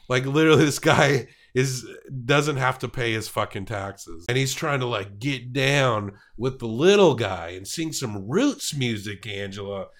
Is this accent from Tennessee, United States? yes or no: yes; Tennessee, United States; I'm from Tennessee